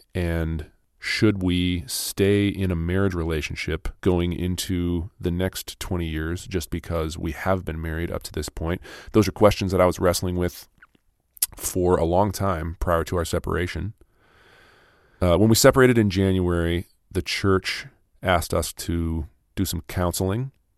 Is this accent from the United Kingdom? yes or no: no; Minnesota, United States; also born or lived in Los Angeles, California; I was born in California, in Los Angeles, and then, uh, we moved to Minnesota when I was ten.